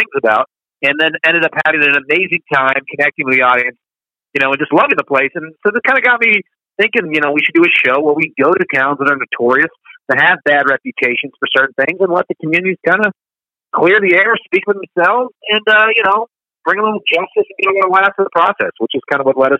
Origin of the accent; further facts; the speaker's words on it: near Sacramento, California, United States; I grew up near Sacramento.